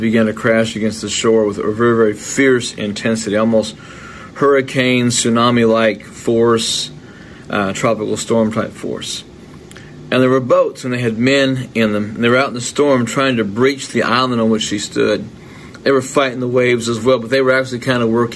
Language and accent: English; United States; I'm an American